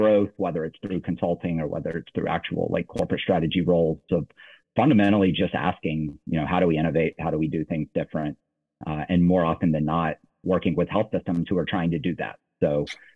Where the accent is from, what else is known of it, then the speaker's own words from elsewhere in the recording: Nashville, Tennessee, United States; moved away as an adult; also born or lived in Virginia / Washington, D.C.; born and raised in Nashville, Tennessee